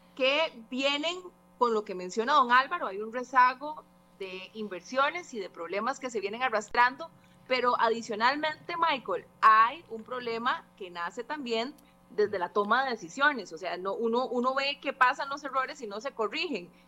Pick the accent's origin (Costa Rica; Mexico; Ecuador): Costa Rica; como costarricense